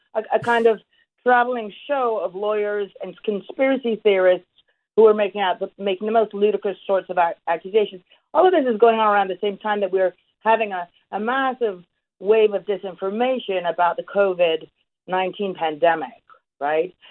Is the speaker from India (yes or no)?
no; Canada; I'm a Canadian